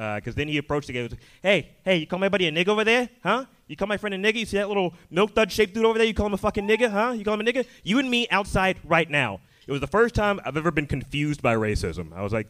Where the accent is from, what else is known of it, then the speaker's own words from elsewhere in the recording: Birmingham, Alabama, United States; moved away; I'm also from the South. I'm originally from Birmingham, Alabama